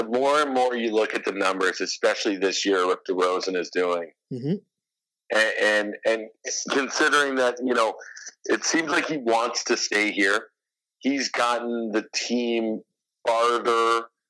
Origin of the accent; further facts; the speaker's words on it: United States; growing up in the States, man, all I could wait for was in the morning, turning on SportsCenter before I went to school